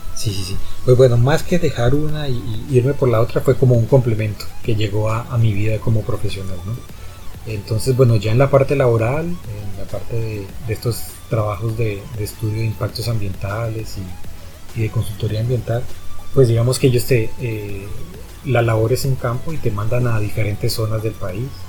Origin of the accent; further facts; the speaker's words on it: Popayán, Cauca, Colombia; also born or lived in Bogotá; yo soy bogotano, pero pues toda la vida me crié aquí en Popayán